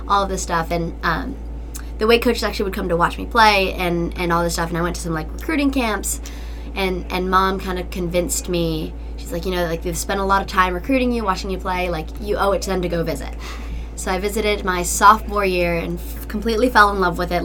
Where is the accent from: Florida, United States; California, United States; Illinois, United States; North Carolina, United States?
North Carolina, United States; Asheville; I'm from Asheville, North Carolina